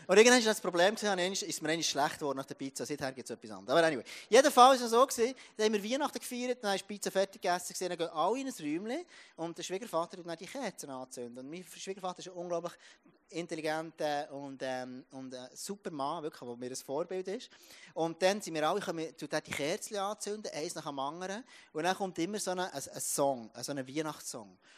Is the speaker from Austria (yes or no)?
no; Jura, Switzerland; ich komme aus dem Jura und ähm, über 1000 Meter aufgewachsen und, und der auf einem Bauernhof und Kühe war mein, mein Alltag, gewesen.